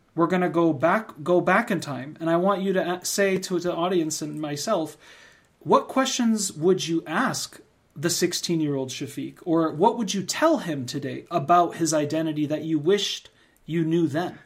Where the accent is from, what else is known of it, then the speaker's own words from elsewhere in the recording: United States; we're both born and raised in the United States